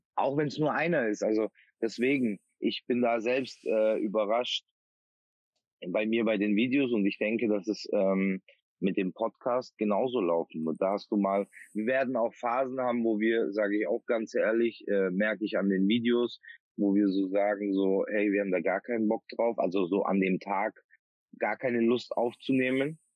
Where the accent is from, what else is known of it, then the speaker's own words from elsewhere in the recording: Bavaria, Germany; now in Oldenburg, Germany; komme gebürtig aus Bayern